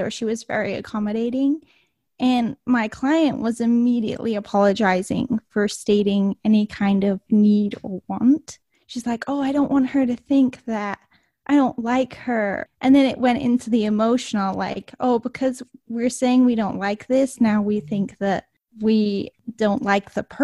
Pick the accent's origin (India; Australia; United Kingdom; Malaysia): United Kingdom; England; moved away; I grew up in England, so manners were extremely important to my family